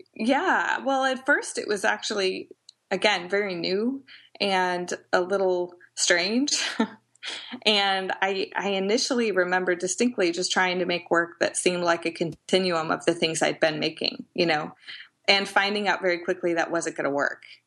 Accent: Edwardsville, Illinois, United States; now in Peoria, United States; I grew up in Edwardsville, uh, Glen Carbon area, which is about 20 minutes outside of St. Louis.

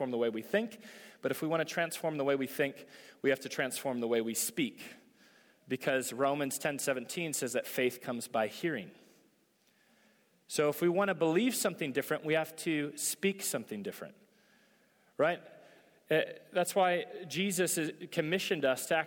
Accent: United States

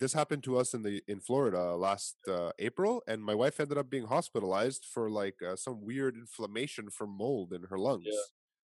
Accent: Canada; And I come from Canada.

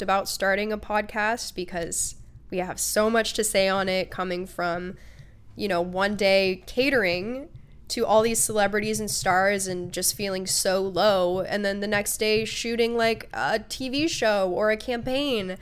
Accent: Port Angeles, Washington, United States; also born or lived in Seattle, Washington; I was also raised out on the Olympic Peninsula in Washington.

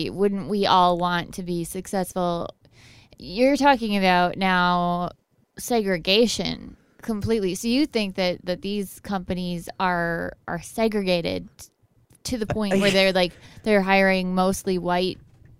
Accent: Minnesota, United States; I'm native Minnesotan

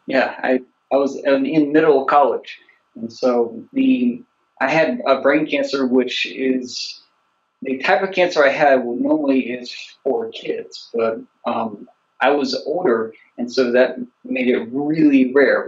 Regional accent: the South, United States; I'm from the South, but it's just like I got the one language.

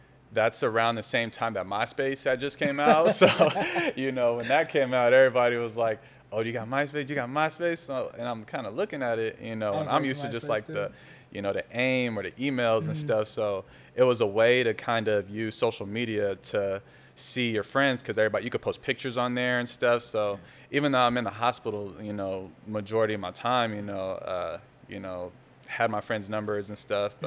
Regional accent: Richmond, California, United States; also born or lived in Castro Valley, California / San Leandro, California; I moved to Richmond. So I consider myself a Richmond native

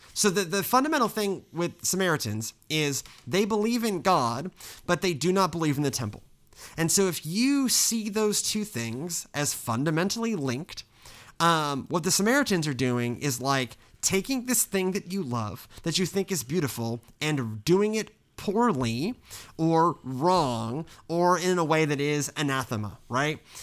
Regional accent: the Bible Belt, United States; all three of us, we grew up in the Bible Belt

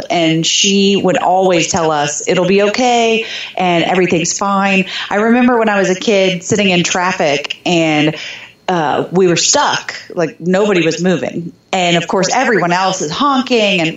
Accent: Jeffersonville, Indiana, United States; also born or lived in Germany; So I grew up just north of Louisville, Kentucky, in southern Indiana, a smaller town called Jeffersonville.

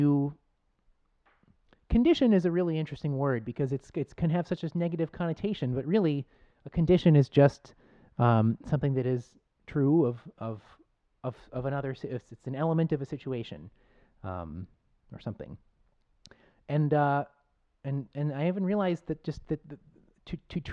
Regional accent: Buffalo, New York, United States; I grew up in Buffalo

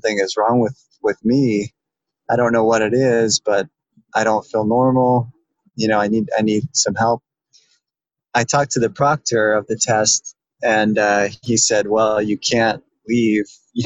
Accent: Boise, Idaho, United States; also born or lived in central Pennsylvania; now in Pennsylvania, United States; I'm originally from Boise, Idaho, and living in central Pennsylvania

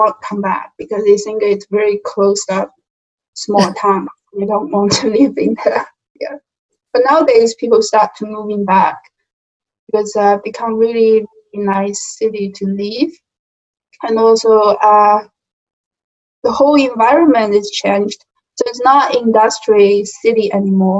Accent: Jingdezhen, Jiangxi, China; English is a second language; moved away as an adult; also born or lived in Cincinnati, United States; now in United States; I'm from Jingdezhen

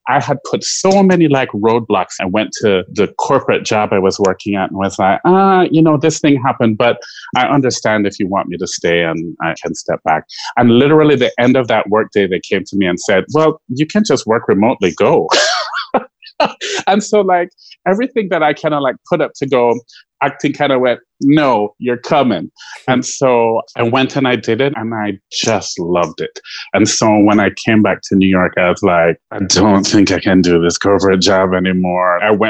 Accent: Jamaica; I'm firmly Jamaican, so I have lots of jobs.

